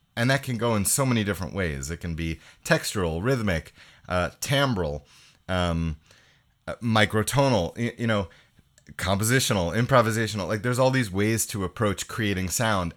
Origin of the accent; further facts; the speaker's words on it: New York, United States; moved away as an adult; now in Montreal, Canada; I grew up in New York, so, um, I moved to Canada when I was eighteen.